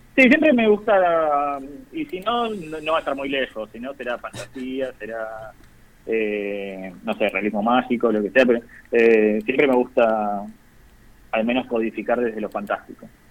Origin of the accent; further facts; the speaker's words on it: Zárate, Buenos Aires Province, Argentina; now in Buenos Aires, Argentina; Yo soy de Zárate originalmente, provincia de Buenos Aires.